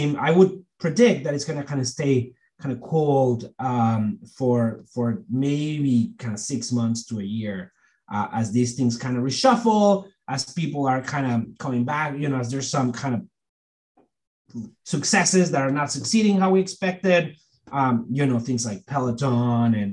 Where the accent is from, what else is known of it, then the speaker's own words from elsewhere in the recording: Monterrey, Nuevo León, Mexico; moved away as an adult; So I grew up in Mexico, this area in the northeast called Monterrey, which is like sort of a kind of big city over there